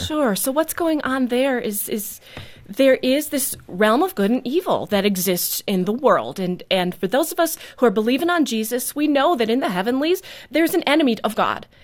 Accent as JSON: {"language": "English", "town": "New Holstein", "region": "Wisconsin", "country": "United States", "tie": "born or raised there", "also_born_or_lived": "Neenah, Wisconsin", "said": "I grew up in New Holstein"}